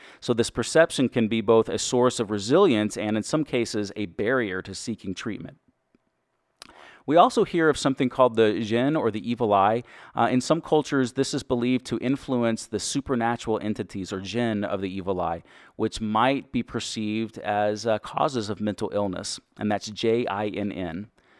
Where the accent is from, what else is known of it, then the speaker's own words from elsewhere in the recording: Texas, United States; accent: Texas; I am from Texas. I've worked very hard to get rid of my Texas accent.